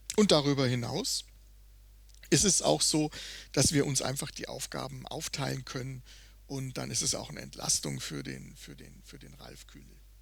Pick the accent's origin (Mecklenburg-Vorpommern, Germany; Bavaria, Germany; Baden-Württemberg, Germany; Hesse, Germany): Bavaria, Germany; Würzburg; moved away; ich bin halt auch in den Weinbergen sozusagen groß geworden